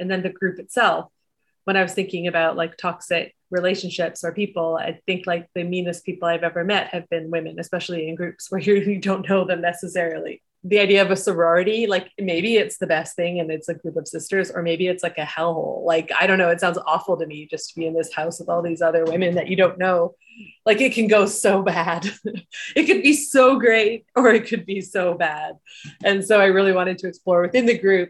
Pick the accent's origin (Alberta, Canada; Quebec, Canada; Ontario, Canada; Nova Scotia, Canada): Alberta, Canada; Edmonton; I was born in Edmonton